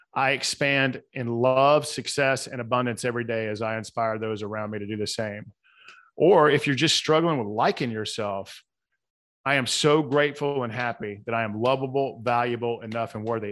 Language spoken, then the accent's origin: English; the South, United States; accent: Southern; my Southern accent